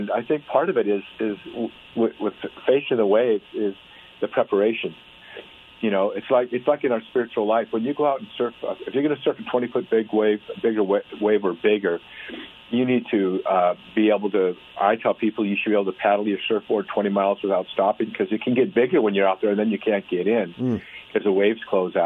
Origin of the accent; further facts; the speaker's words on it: California, United States; also born or lived in North Dakota; I was born in North Dakota. I moved to California right away when I was a kid.